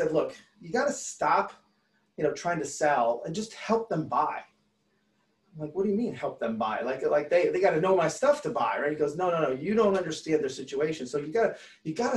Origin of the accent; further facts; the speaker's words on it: Detroit, Michigan, United States; I'm from Detroit